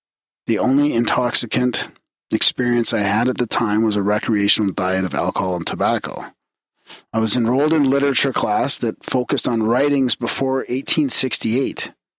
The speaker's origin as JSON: {"language": "English", "region": "Mississippi", "country": "United States", "tie": "born or raised there", "said": "Okay, so I grew up in South Mississippi under the roof of a Baptist Christian home that my father built on undeveloped land in 1993."}